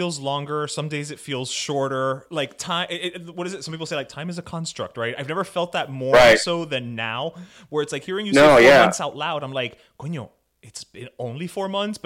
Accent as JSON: {"language": "English", "town": "Miami", "region": "Florida", "country": "United States", "tie": "born or raised there", "said": "we all grew up around the same time here in Miami"}